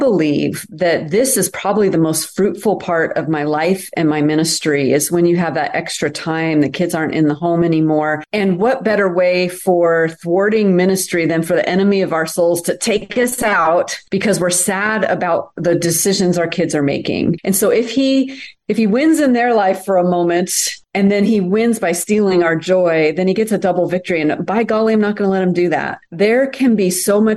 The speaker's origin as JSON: {"language": "English", "country": "United States", "also_born_or_lived": "France", "said": "I'm such an American"}